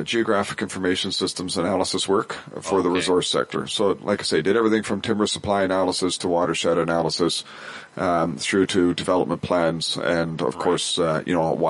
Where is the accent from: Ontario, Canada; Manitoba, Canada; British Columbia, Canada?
British Columbia, Canada; Prince George; also born or lived in Cluculz Lake, British Columbia; I was born and raised in Prince George. You know, I lived my whole life in northern BC.